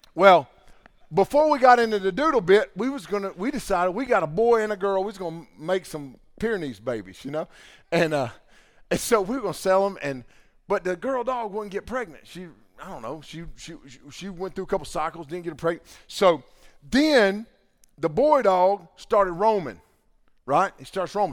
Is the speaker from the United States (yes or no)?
yes; the Bible Belt, United States; growing up in the Bible Belt